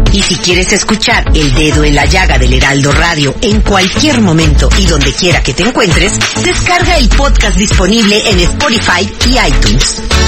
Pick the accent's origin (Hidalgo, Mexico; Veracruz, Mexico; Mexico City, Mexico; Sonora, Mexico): Veracruz, Mexico; yo soy veracruzana y las y los veracruzanos